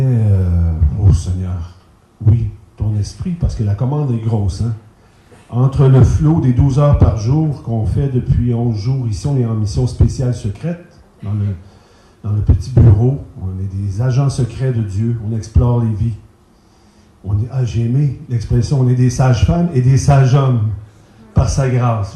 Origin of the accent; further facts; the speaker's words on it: Quebec, Canada; je suis québécois